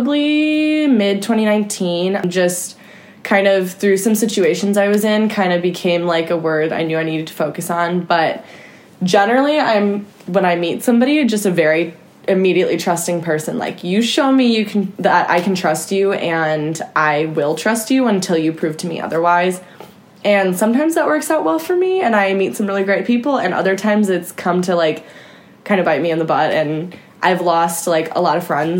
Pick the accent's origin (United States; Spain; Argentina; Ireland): United States; Chicago, Illinois; born or raised there